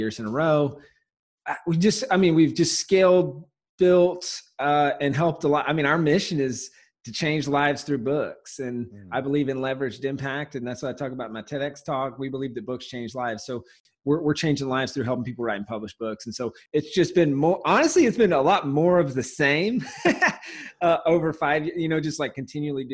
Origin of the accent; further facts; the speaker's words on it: Walhalla, South Carolina, United States; also born or lived in San Diego; now in Los Angeles, United States; I'm originally from Walhalla, South Carolina. It's a small town in the middle of nowhere